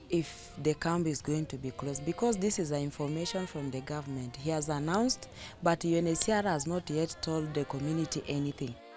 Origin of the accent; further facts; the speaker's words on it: Kakuma, Turkana County, Kenya; I was born here in Kakuma refugee camp, and I consider here as my home.